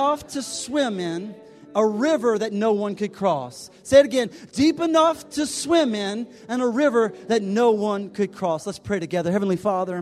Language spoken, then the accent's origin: English; South Louisiana, United States; moved away as an adult; also born or lived in Birmingham; I grew up in South Louisiana